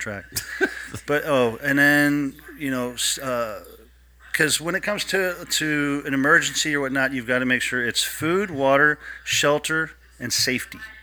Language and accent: English; Ohio, United States; I grew up in Ohio